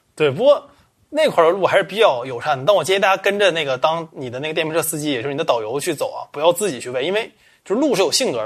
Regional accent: Changchun, Jilin, China; also born or lived in Qiqihar, Heilongjiang; 我是长春人

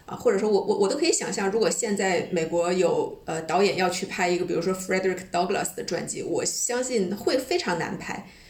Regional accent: China; 我们中国人

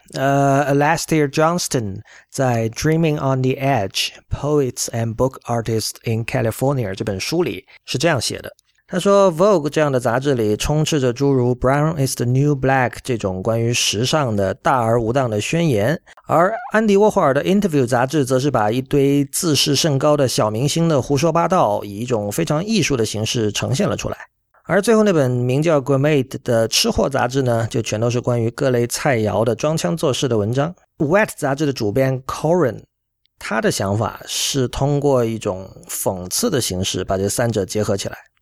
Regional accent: China; 我们作为中国人

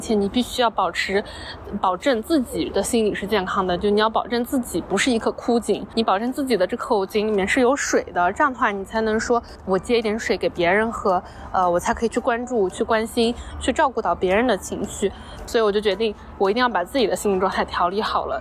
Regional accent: Wenzhou, Zhejiang, China; moved away; 就我们老家那边的话，其实本来大家对于打工这件事情就不是特别的看重

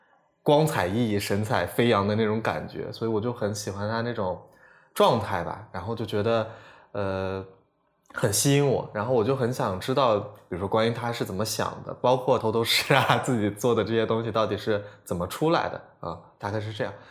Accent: South China, China; 呃，北方人，或者说我其实对南方还是有一点，像我老家在南方嘛，我其实对南方是有一点印象

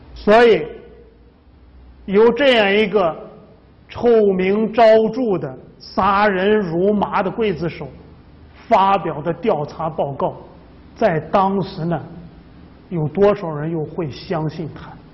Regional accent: China; 这我们中国人呢，很忌讳把这个房子建在坟墓周围

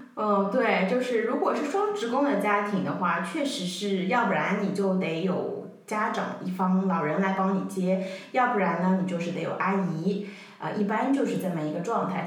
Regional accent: Shanghai, China; 我是土生土长的上海人，所以我们全家的生活、工作的重心都在上海

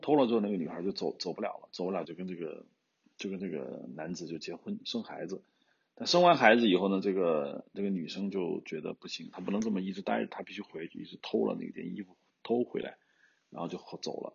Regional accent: China; 我们中国人有句老话，好死不如赖活着

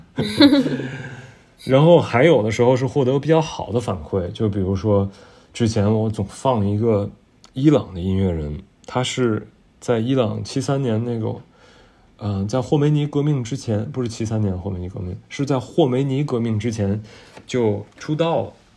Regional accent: Tianjin, China; also born or lived in San Francisco; now in Beijing, China; 我们天津人

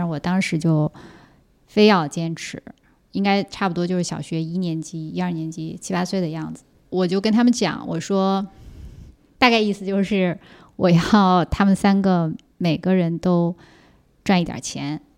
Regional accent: Siping, Jilin, China; 四平呀，我在四平出生的。

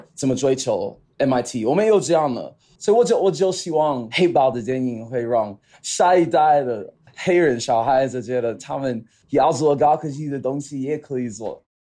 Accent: Chicago, Illinois, United States; Chinese is a second language; moved away as an adult; now in China; 我在，啊，美国这家个出生长大

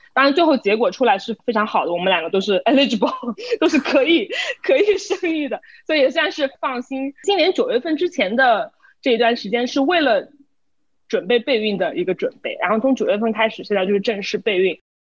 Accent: China; 作为中国人

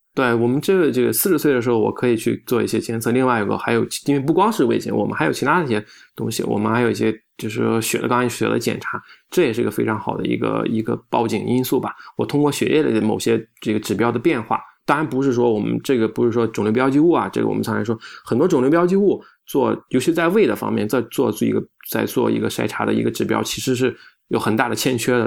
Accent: China; 我们中国人

